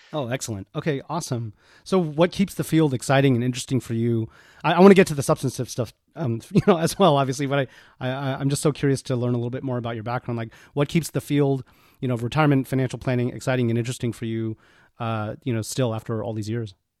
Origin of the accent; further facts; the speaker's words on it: Houston, Texas, United States; also born or lived in Austin, Texas; I'm Texas born and bred, not Dallas, but I grew up in Houston and, um, went to college in Austin.